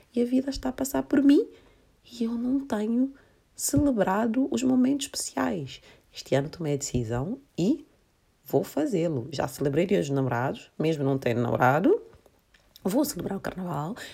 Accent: Santiago, Cape Verde; moved away; eu sou cabo-verdiana, nós em Cabo Verde celebramos muito o carnaval

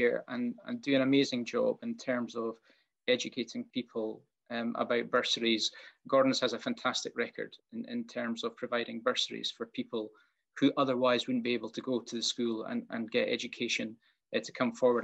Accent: Aberdeen, Scotland, United Kingdom; We're very aware that we're from Aberdeen and it's a relatively small place

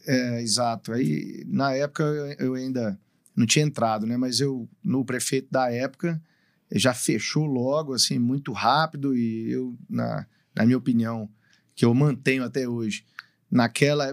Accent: Patos, Brazil; also born or lived in Goiânia; ele não é de Patos, né, porque simplesmente eu nasci em outra cidade por uma dificuldade financeira que a minha família tinha na época

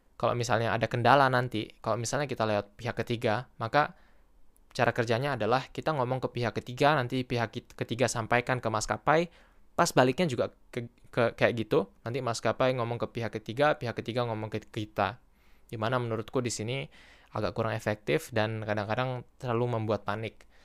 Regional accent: Pekanbaru, Riau, Indonesia

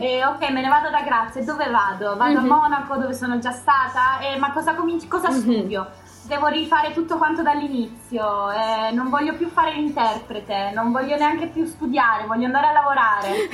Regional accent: Catania, Sicily, Italy; moved away as an adult; now in Graz, Austria; Io sono di Catania

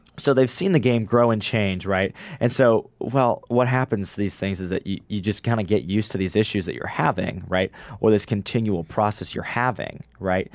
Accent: Illinois, United States; I'm from Illinois

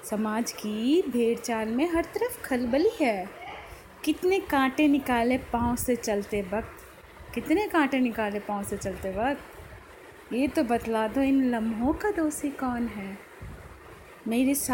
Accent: Noida, Uttar Pradesh, India; और मैं नोएडा से हूँ

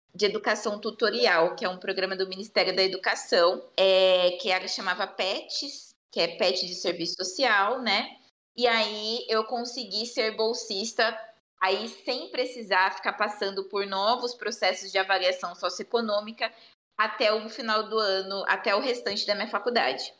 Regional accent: Bauru, São Paulo, Brazil; eu sou de Bauru

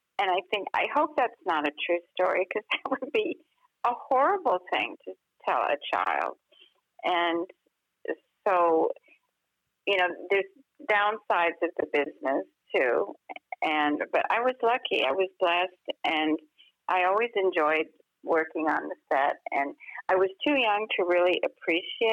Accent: Los Angeles, California, United States; growing up in Hollywood

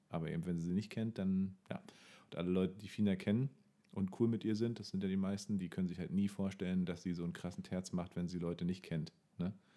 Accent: Bernau bei Berlin, Brandenburg, Germany; in meiner Kindheit und Jugend immer sehr wichtig, weil Bernau kannte natürlich keine Sau

